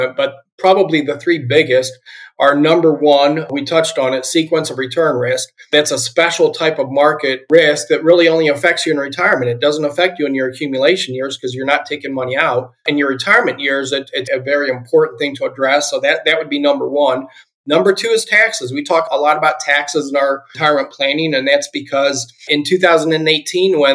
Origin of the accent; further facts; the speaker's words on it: Akron, Ohio, United States; I am originally from Ohio. I grew up in the Akron, Ohio area